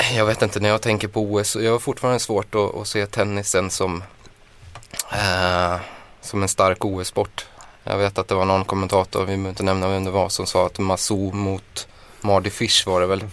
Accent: Skaraborg, Västra Götaland, Sweden; Jag är från Skaraborg

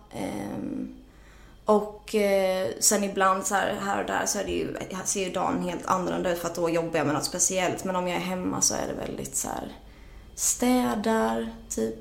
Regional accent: Jönköping, Jönköping County, Sweden; also born or lived in Norrköping / England; när jag var fyra och ett halvt så flyttade vi till Jönköping där jag växte upp

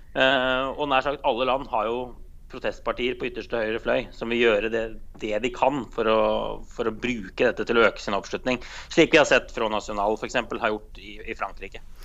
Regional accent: Norway; jeg er fra Norge

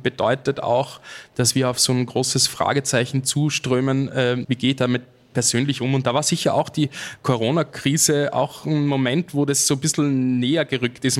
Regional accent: Austria; als Österreicher

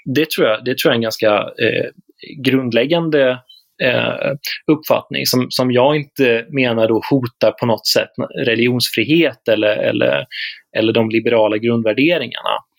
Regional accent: Småland, Sweden; Jag som smålänning

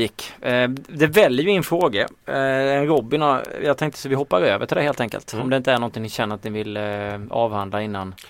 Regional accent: Småland, Sweden; accent: Småländska; min småländska dialekt

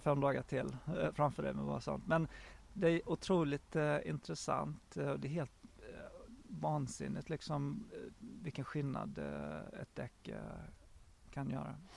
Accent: Sweden; moved away as an adult; also born or lived in Japan; now in England, United Kingdom; hemma i Sverige

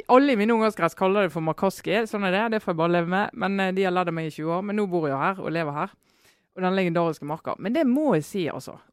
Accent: Western Norway, Norway; now in Oslo, Norway; Men jeg kommer jo fra Vestlandet, og vi har jo liksom hørt om denne her eh, legendariske marka i Oslo.

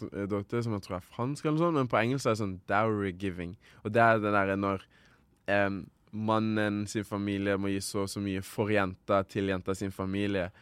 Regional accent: Rwanda; now in Norway; Rwanda, eh, mitt hjemland, der jeg kommer fra, mamma og pappa, hele slekta

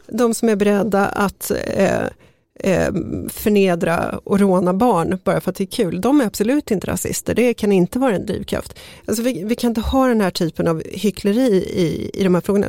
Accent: Sollentuna, Stockholm County, Sweden; jag växte upp i Sollentuna

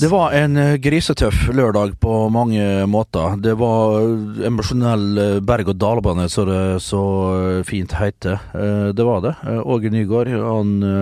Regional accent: Norway; nå er jeg fra Norge

